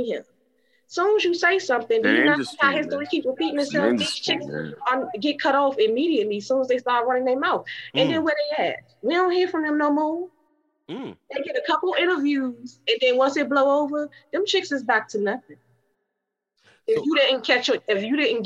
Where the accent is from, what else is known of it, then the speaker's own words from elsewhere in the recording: Washington, District of Columbia, United States; also born or lived in Prince George's County, Maryland; I lived in D.C. and Maryland growing up, but mainly Uptown, and then we moved to Maryland, PG County